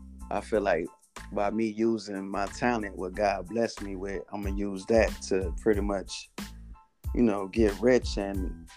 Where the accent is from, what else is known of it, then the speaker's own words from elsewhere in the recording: Trenton, New Jersey, United States; now in Atlanta, United States; I'm from Trenton, New Jersey, but, you know, I live in Atlanta, Georgia at the moment.